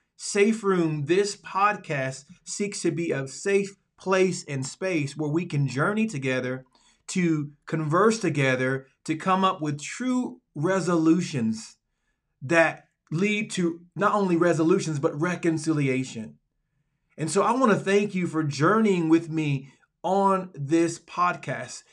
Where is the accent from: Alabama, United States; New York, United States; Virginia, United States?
Alabama, United States; moved away as an adult; also born or lived in Dallas, Texas; I am from Alabama, the Deep South, the Dirty South